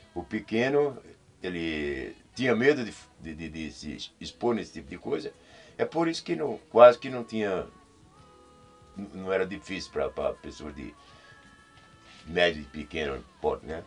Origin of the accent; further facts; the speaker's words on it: Pernambuco, Brazil; now in São Paulo, Brazil; lá onde eu morava em Pernambuco, eu sou de Pernambuco